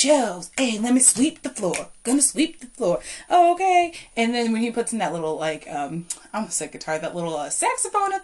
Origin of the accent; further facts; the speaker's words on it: Culpeper, Virginia, United States; here to Culpeper, my hometown